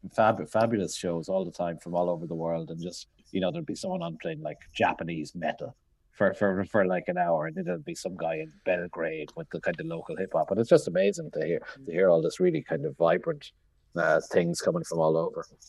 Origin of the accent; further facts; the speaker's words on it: Limerick, Munster, Ireland; moved away; also born or lived in London; I grew up in Limerick in the early eighties